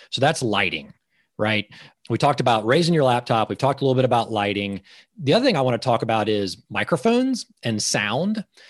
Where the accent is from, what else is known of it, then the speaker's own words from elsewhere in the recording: Georgia, United States; I'm from Georgia